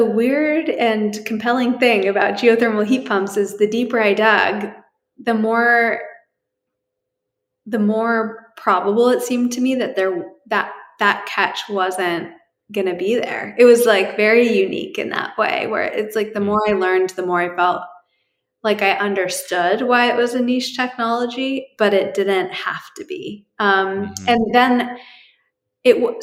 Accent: New Hampshire, United States; moved away; also born or lived in Bay Area, California; I grew up in New Hampshire

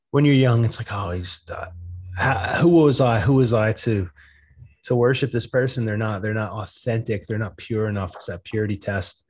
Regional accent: East Coast, United States; I'm from the East Coast

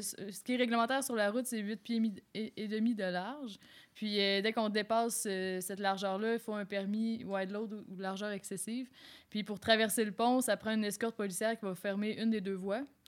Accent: Quebec, Canada; moved away as an adult; now in Quebec City, Canada; je suis originaire du Lac-Saint-Jean

